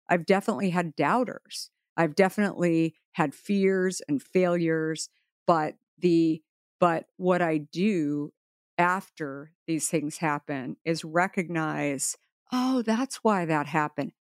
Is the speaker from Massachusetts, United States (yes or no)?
no; Arizona, United States; I grew up in Arizona.